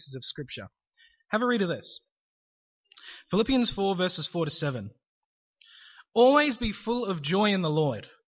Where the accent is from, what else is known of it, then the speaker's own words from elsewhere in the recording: New Zealand; now in Australia; I'm originally from New Zealand